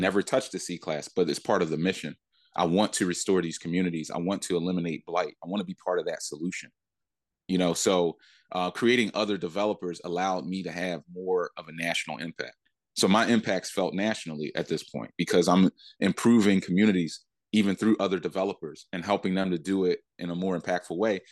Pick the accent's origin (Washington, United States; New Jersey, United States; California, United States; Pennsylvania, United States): Pennsylvania, United States; Philadelphia; I went back to Philly